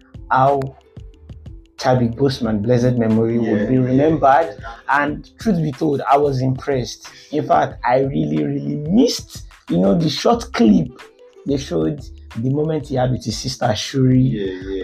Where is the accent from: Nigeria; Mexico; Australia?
Nigeria; I'm a Nigerian